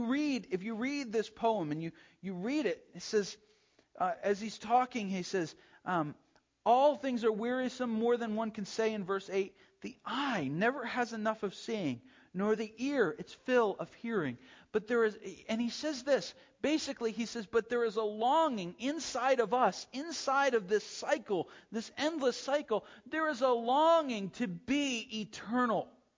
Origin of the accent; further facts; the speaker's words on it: New Hampshire, United States; No, I'm from New Hampshire. Strange people there.